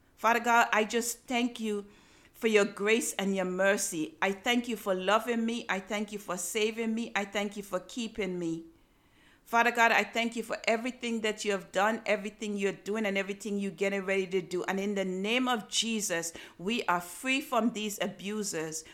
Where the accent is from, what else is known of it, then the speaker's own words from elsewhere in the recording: Antigua & Barbuda; When I was growing up in Antigua